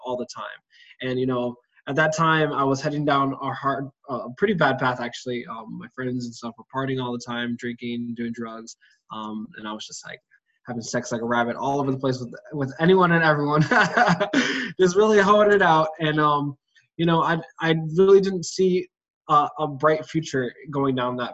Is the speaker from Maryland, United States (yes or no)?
yes; Maryland, United States; also born or lived in Washington, D.C.; I was born in Washington, D.C., raised in Maryland area